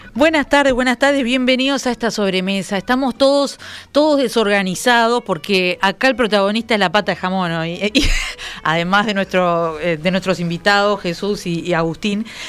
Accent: Uruguay

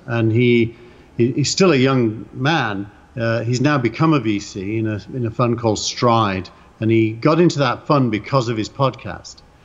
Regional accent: England, United Kingdom; accent: English; It's my English accent.

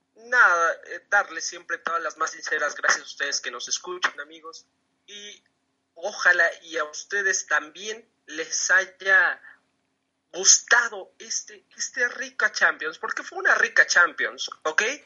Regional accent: Mexico; Yo siendo mexicano

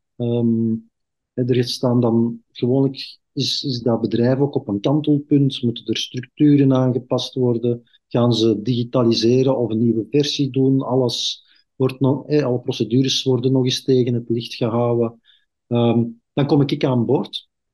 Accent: Belgium; ik ben zelf een Kempenaar

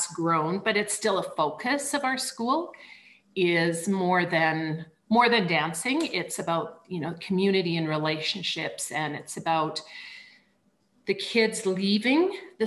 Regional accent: Banff, Alberta, Canada; moved away; I'm from Canada and I grew up in a very small ski town called Banff

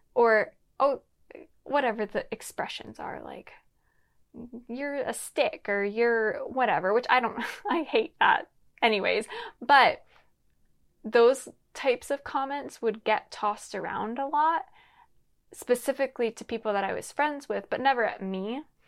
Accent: Lancaster, Pennsylvania, United States; now in Los Angeles, United States; I'm originally from Pennsylvania, Lancaster, Pennsylvania.

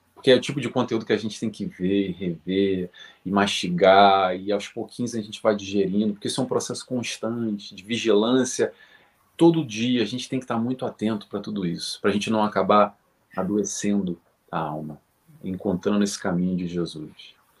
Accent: Rio de Janeiro, Brazil; now in Portugal; sou do Rio de Janeiro

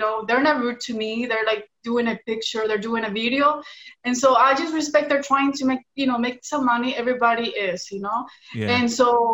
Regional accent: Washington, United States; first language Spanish; English is a second language; moved away as an adult; also born or lived in Mexico; now in Los Angeles, United States; I was born here, but I'm Mexican. I lived in Mexico when I was a baby. And then I grew up in Washington State with my family, but my first language is Spanish

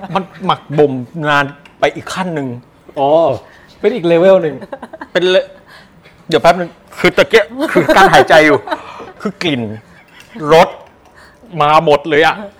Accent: Ubon Ratchathani, Thailand; ผมบ้านผมอยู่อุบล

